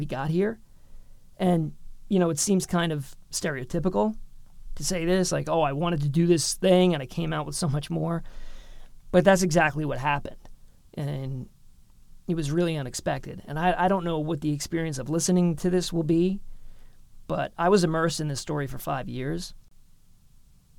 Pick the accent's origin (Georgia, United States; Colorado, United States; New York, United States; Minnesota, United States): New York, United States; New York City; moved away; also born or lived in Long Island / rural Pennsylvania; I grew up in New York City. New York's a very diverse city. But our community in particular was very segregated, predominantly Irish, Italian, Polish, Catholic community in Queens.